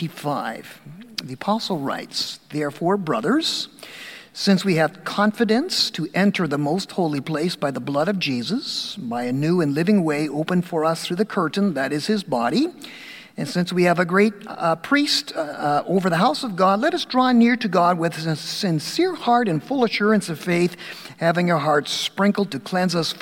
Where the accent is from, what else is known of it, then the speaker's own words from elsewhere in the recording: Dundas, Ontario, Canada; I'm from Dundas. I've served all my 30 years of ministry in Ontario